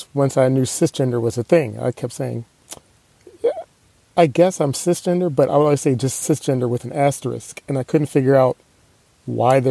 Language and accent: English; United States; I'm American